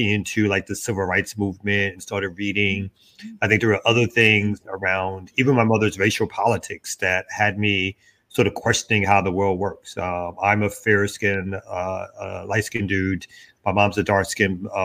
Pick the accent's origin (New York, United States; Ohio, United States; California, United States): New York, United States; New York City; I'm originally from Brooklyn, New York